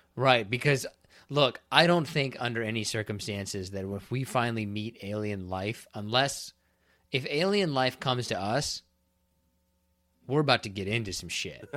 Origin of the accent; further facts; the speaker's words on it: Kansas, United States; moved away; also born or lived in Florida; I'm from Kansas